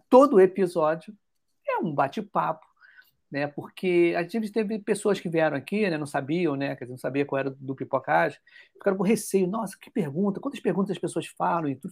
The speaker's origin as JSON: {"language": "Portuguese", "region": "Rio de Janeiro", "country": "Brazil", "said": "do podcast Podcast com você, o primeiro podcast carioca falando sobre agilidade"}